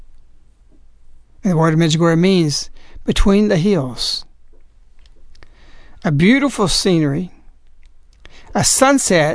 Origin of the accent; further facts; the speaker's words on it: United States; I'm an American